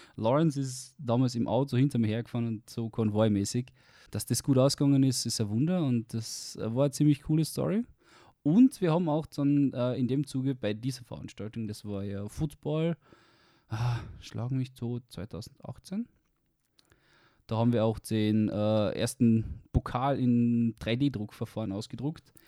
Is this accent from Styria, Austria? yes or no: no; Carinthia, Austria; moved away; Ich komme aus Kärnten ursprünglich. Man wird es wahrscheinlich dann auf dem Podcast definitiv hören mit meinem Dialekt.